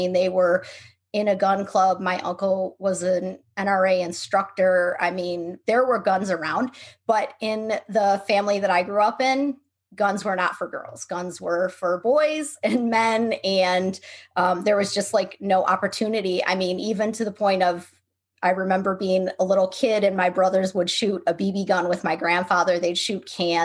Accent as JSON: {"language": "English", "town": "Buffalo", "region": "New York", "country": "United States", "moved": "yes", "lives_now": "Seattle, United States", "said": "We're from Buffalo, New York, but we live in Seattle now"}